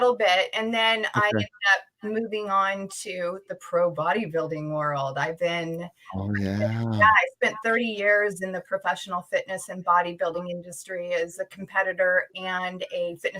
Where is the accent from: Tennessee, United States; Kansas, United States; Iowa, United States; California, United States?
California, United States; San Jose; also born or lived in Idaho / Germany; And then we wound up in San Jose. And so in California. And so I was raised in California. But later I got married and I lived in Europe. I lived in Germany for a number of years and then made my way back to California.